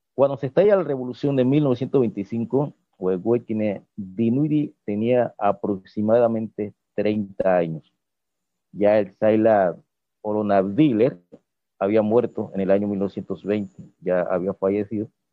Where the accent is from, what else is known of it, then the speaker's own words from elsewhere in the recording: Playón, Guna Yala, Panama; como yo soy de Playón